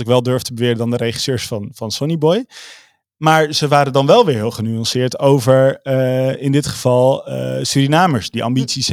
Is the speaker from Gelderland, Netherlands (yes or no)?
yes; Veluwe, Gelderland, Netherlands; Ik kom dus van de Veluwe.